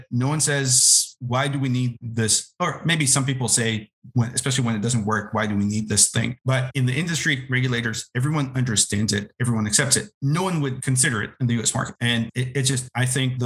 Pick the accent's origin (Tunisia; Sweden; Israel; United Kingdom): Israel; moved away as an adult; now in United States; I'm originally from Israel. I did not grow up in the US